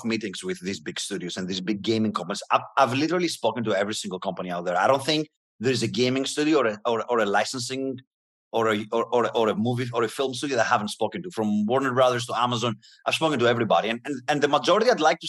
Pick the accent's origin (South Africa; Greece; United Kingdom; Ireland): Greece; moved away as an adult; now in United States; I'm coming from Greece. I was born in a middle class family, and I knew how hard it was I had to move to the US to have opportunities